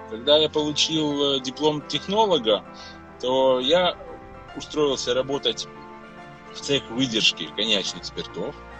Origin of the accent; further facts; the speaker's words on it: Odesa, Odesa Oblast, Ukraine; род перекочевал частично в Одессу, и я родился, можно сказать, на Одесском коньячном заводе